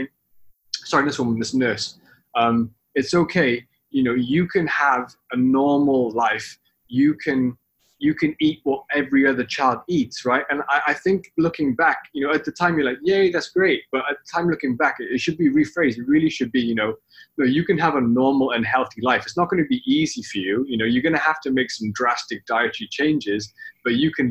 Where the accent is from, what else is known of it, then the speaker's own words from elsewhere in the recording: the Valleys of Wales, United Kingdom; moved away as an adult; now in Hong Kong; when I grew up in Wales, I'm Welsh